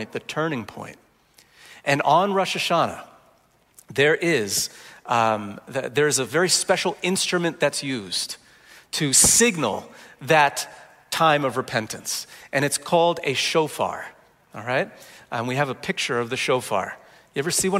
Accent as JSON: {"language": "English", "region": "New Jersey", "country": "United States", "tie": "born or raised there", "said": "I grew up in Jersey"}